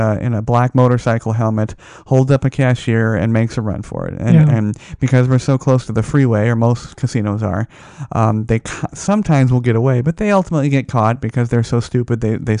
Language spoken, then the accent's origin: English; Las Vegas, Nevada, United States; born or raised there